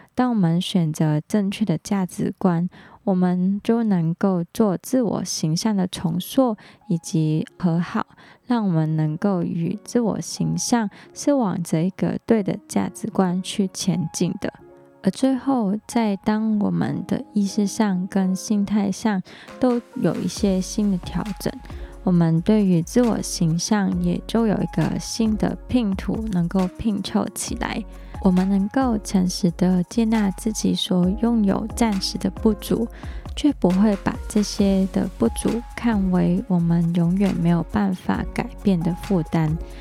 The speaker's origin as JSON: {"language": "Chinese", "country": "Hong Kong", "moved": "as an adult", "lives_now": "Taiwan", "said": "我来自香港"}